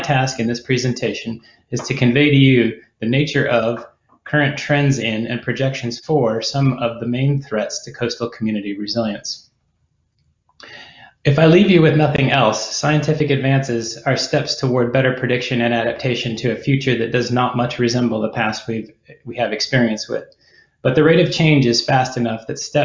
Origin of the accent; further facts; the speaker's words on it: Alaska, United States; I grew up in Alaska and I live here now